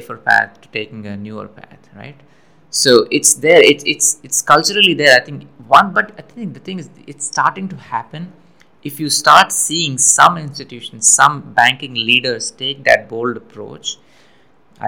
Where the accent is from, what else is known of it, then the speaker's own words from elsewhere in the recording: India; moved away as an adult; now in United States; I'm from India, came to the US.